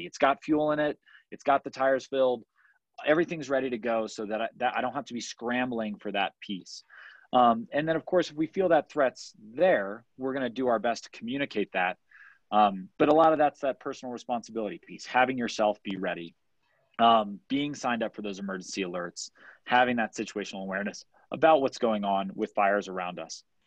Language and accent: English; Washington, District of Columbia, United States; moved away; I grew up on the East Coast. Wildfire wasn't a problem in the DC area.